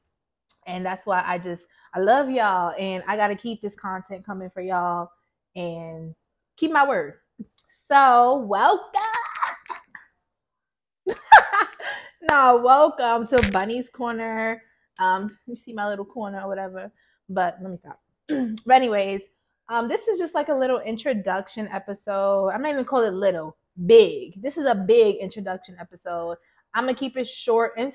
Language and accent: English; Yonkers, New York, United States; also born or lived in Baltimore; I am from Yonkers, New York